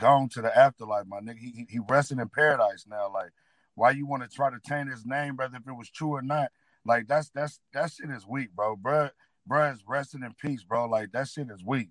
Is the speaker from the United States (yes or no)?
yes; Northern California, United States; Northern California